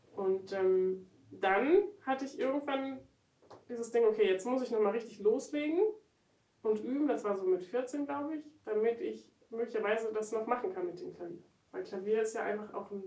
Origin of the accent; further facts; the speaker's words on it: Berlin, Germany; Also ich komme ja aus Berlin, und dann eben aus Frohnau. Und Frohnau ist wirklich da ganz, ganz oben im Norden.